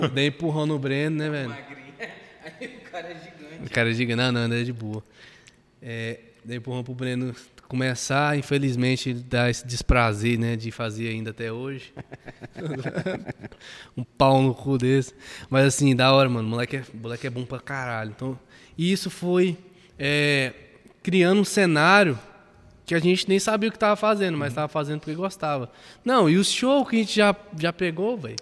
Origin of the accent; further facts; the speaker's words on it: Maranhão, Brazil; also born or lived in Aparecida de Goiânia, Goiás; now in Goiânia, Brazil; eu sou maranhense